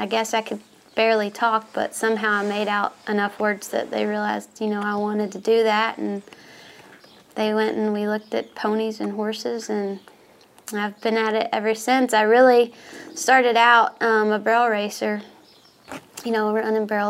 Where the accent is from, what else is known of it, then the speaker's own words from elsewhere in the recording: Atlanta, Texas, United States; I grew up in East Texas, a town called Atlanta, Texas, Northeast Texas